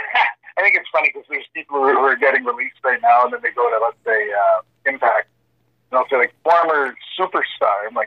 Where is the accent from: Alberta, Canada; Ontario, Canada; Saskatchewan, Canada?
Ontario, Canada; Sudbury; We're from Sudbury. Or, sorry, I'm from Canada